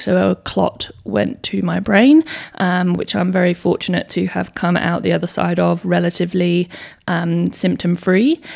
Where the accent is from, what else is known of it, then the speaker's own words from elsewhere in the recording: England, United Kingdom; moved away as an adult; now in Perth, Australia; I also live in Western Australia in Perth. Um, but I was born in England, so I moved over here when I was eighteen years old